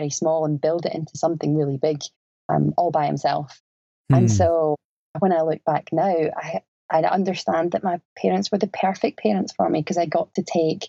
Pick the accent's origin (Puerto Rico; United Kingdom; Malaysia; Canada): United Kingdom; Scotland; moved away as an adult; now in Australia; Growing up in Scotland in that time